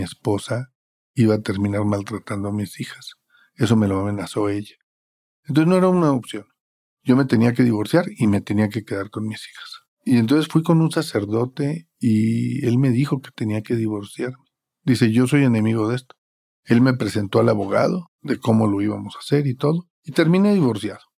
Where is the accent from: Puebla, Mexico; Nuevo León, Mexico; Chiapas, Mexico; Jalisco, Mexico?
Nuevo León, Mexico; Monterrey; soy originado de Monterrey